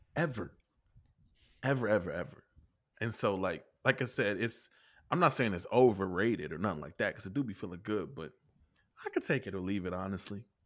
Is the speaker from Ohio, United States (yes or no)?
no; Kentucky, United States; I'm from Kentucky.